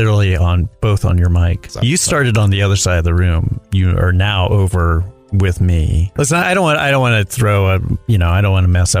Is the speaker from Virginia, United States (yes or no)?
no; Charlotte, North Carolina, United States; moved away as an adult; also born or lived in New York; now in Los Angeles, United States; I'm originally from Charlotte, North Carolina.